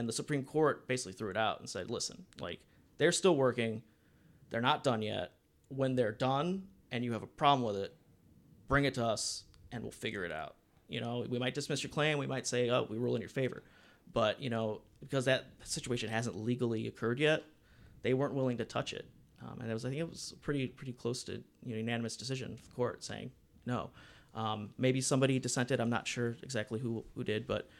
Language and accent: English; Cleveland, Ohio, United States; also born or lived in Akron; I'm from Cleveland, unfortunately.